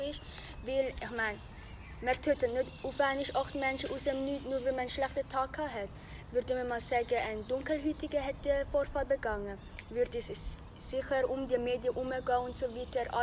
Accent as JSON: {"language": "German", "country": "Vietnam", "lives_now": "Switzerland", "said": "gehe in Spreitenbach in die zweite Bezirksschule und bin Vietnamesin."}